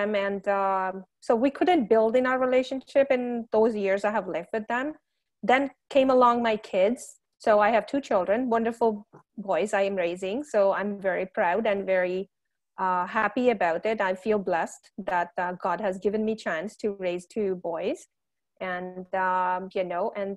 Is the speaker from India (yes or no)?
yes; India; moved away as an adult; now in Canada; I came from India 15 years ago as a student